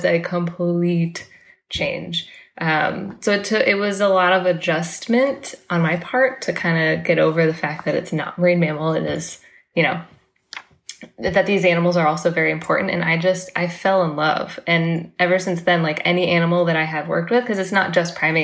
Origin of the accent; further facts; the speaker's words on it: Florida, United States; moved away as an adult; now in Indianapolis, United States; I'm actually from Florida